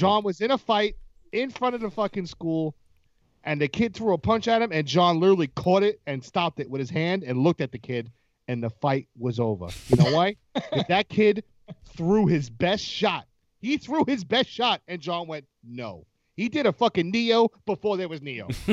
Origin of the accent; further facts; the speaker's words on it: United States; I'm from America.